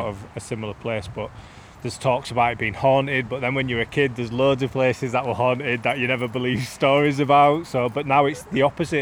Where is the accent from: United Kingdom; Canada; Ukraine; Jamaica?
United Kingdom; Leeds, Yorkshire and the Humber; growing up in Beeston